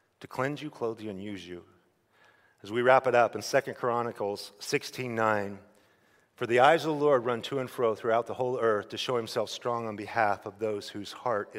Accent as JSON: {"language": "English", "region": "Idaho", "country": "United States", "said": "I'm a redneck from Idaho"}